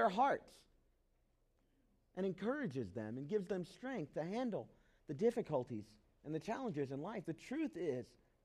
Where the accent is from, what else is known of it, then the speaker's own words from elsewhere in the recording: the South, United States; I grew up in the South.